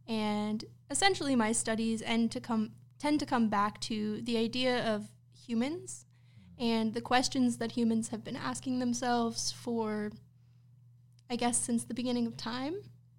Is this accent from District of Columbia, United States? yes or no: no; Tarpon Springs, Florida, United States; born there; I was born in Tarpon Springs, Florida, and then I've been moving around most of my life